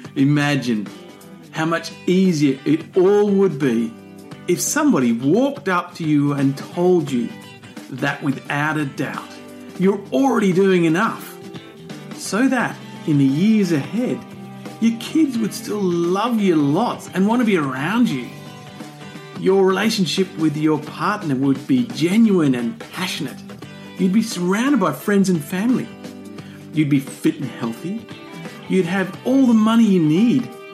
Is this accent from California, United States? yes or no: no; Ohio, United States; I grew up in Ohio